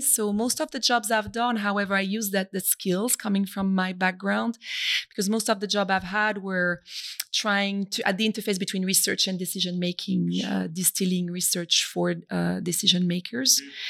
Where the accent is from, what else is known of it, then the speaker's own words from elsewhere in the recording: Brittany, France; And I am French originally from Brittany, as my name might indicate to some people.